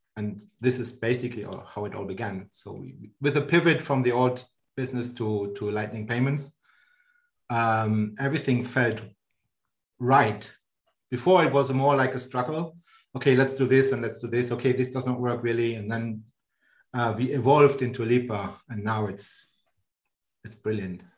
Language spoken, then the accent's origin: English; Germany; moved away as an adult; now in Switzerland; I'm born in Germany and um, born and raised in Germany.